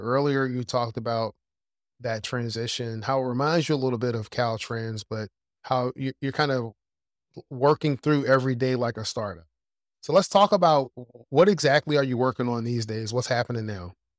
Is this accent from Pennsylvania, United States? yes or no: yes; Philadelphia, Pennsylvania, United States; when I was growing up in Philadelphia